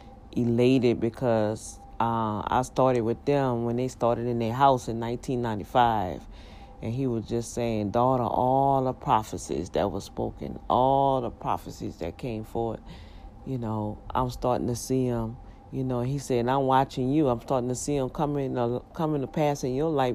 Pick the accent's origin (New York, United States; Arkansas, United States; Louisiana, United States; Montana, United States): Louisiana, United States; New Orleans; moved away; I grew up here in Louisiana on the West Bank, the best bank